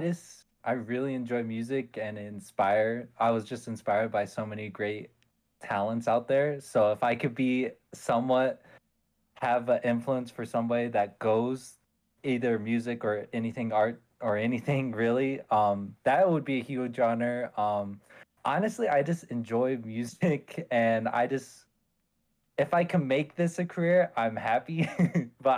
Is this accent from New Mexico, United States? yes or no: yes; Gallup, New Mexico, United States; also born or lived in Flagstaff, Arizona; from my childhood and my experiences in Gallup